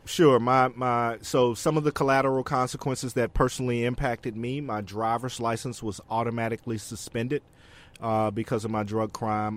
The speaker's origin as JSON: {"language": "English", "region": "Alabama", "country": "United States", "tie": "born or raised there", "moved": "yes", "said": "back in my home state in Alabama"}